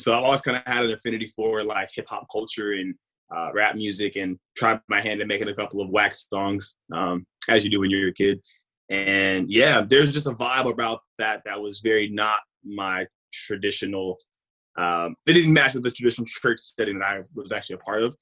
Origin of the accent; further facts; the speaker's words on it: Mississippi, United States; also born or lived in California; I was born in Cali, but I was raised in Mississippi